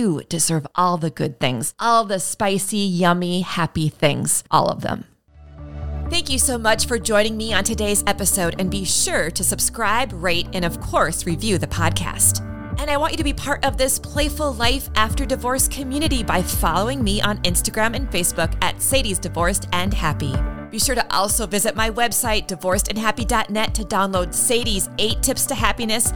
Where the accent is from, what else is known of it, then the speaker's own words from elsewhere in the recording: United States; I'm still an American